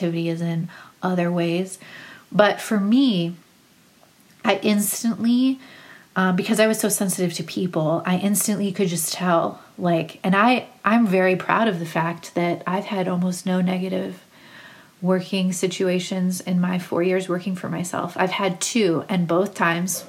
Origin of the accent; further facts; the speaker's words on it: Cleveland, Ohio, United States; also born or lived in Akron, Ohio; I'm from Cleveland.